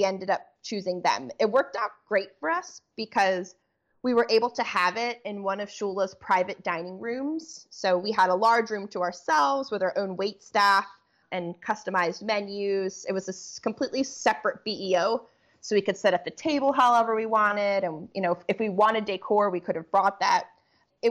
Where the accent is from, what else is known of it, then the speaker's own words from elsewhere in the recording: Pennsylvania, United States; we're from Pennsylvania